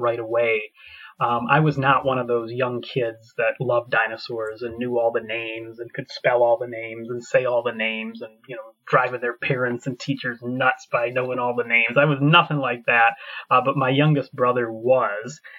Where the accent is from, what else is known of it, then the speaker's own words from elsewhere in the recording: United States; moved away as an adult; also born or lived in Scotland; now in Edinburgh, United Kingdom; I'm from America originally, but I moved to Scotland uh, about seven years ago